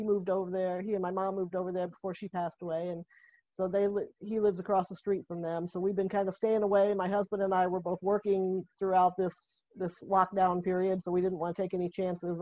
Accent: Alton, Illinois, United States; I grew up in Alton, Illinois, which is in Madison County, down close to St. Louis.

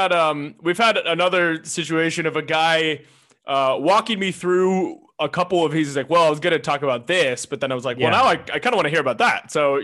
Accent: Seattle, Washington, United States; I'm from Seattle.

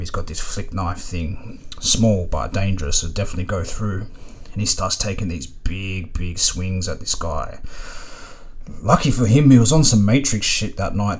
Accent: Melbourne, Victoria, Australia; growing up in Melbourne, the train system was kind of like the veins of the city.

